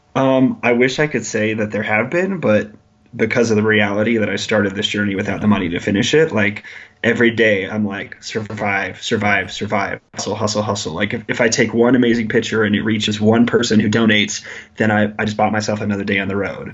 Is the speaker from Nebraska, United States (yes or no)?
yes; Lincoln, Nebraska, United States; I grew up in Lincoln, Nebraska